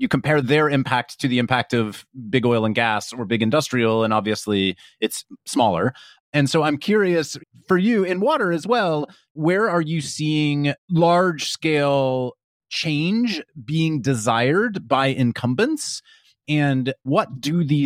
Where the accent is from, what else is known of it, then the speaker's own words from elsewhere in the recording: Kansas, United States; I grew up in Kansas